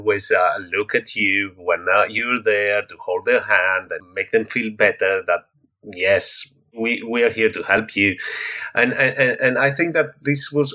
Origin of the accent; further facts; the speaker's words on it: Greece; I come from Greece